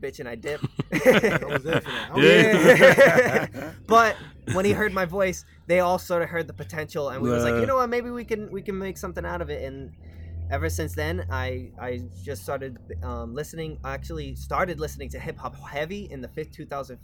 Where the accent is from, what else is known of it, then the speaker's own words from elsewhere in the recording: Lehigh Valley, Pennsylvania, United States; also born or lived in New York; I've honestly been raised in Lehigh Valley.